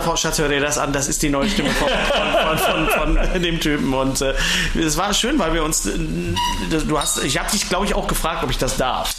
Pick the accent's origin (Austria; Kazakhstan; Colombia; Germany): Germany; Ruhr area, North Rhine-Westphalia; ich komme ja aus dem Ruhrgebiet